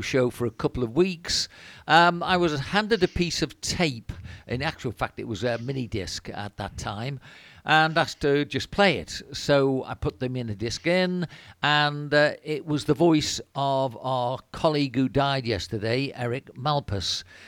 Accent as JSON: {"language": "English", "area": "Wirral, Liverpool area", "region": "North West England", "country": "United Kingdom", "also_born_or_lived": "Cornwall", "moved": "as an adult", "lives_now": "Spain", "said": "I come from Wirral and, uh, Liverpool area"}